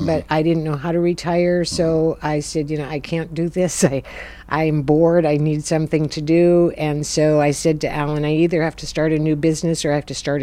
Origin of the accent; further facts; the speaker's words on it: Minnesota, United States; I was born in Minnesota